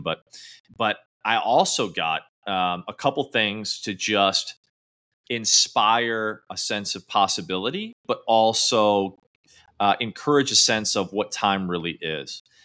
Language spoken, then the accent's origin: English; Midwest, United States; I grew up in the Midwest